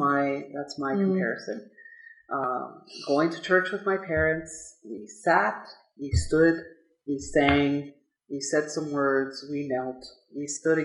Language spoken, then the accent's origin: English; Ontario, Canada; now in Edmonton, Canada; I'm from Ontario. This is not my territory. And so I'm a settler like you are.